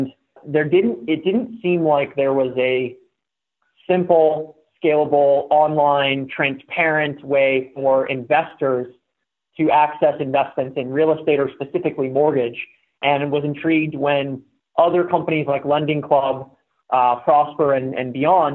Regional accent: Pittsburgh, Pennsylvania, United States; moved away as an adult; I moved out west from Pittsburgh, where I grew up and went to school in 2007

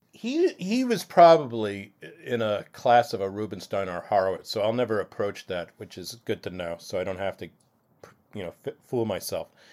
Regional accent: Blauvelt, New York, United States; growing up in Blauwelt, as opposed to, say, Orangeburg or Japan, where there's a Jewish population, I really felt like an outsider

